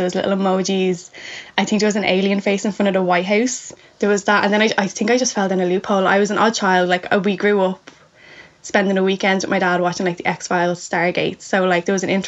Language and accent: English; Ireland; I'm from Ireland and I didn't live over there